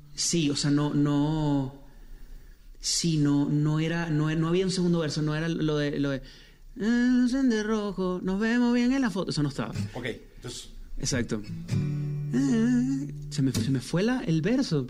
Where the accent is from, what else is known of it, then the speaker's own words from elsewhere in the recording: Venezuela; yo soy venezolano también, en Venezuela se dice marrones